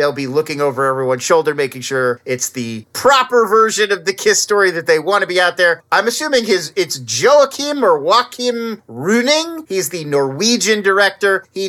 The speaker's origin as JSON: {"language": "English", "town": "Irvine", "region": "California", "country": "United States", "tie": "born or raised there", "said": "And they were right by where I grew up in Irvine Meadows in Irvine, California."}